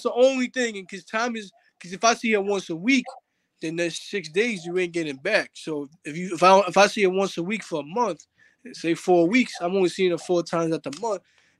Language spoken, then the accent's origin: English; New Brunswick, New Jersey, United States; born there; now in New York, United States; before I lived in New York, I lived in Jersey. My whole family is born and raised in New York City, but I used to live in Jersey.